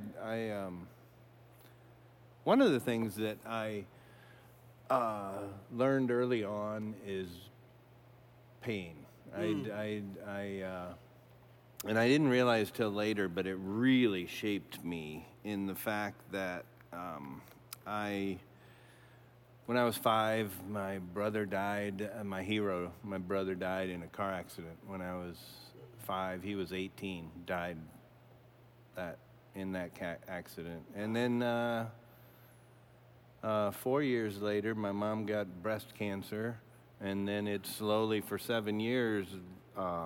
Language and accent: English; Omaha, Nebraska, United States; I grew up in Omaha, and just went to Catholic school for 12 years all through